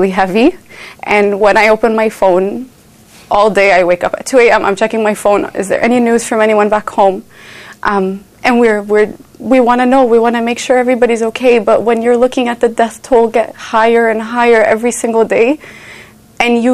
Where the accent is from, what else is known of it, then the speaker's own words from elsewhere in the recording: Rafah, Gaza Strip, Palestine; now in Canada; I was born in Rafah, so in southern Gaza